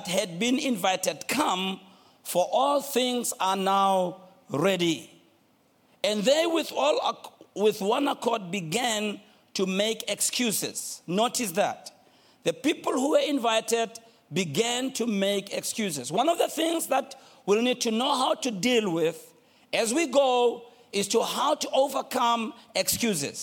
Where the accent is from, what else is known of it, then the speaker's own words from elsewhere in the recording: Soweto, Gauteng, South Africa; I'm from Soweto. Soweto